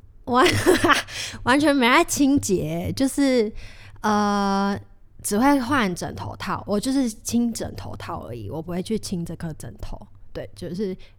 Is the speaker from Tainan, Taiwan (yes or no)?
no; Kaohsiung, Taiwan; 我是高雄人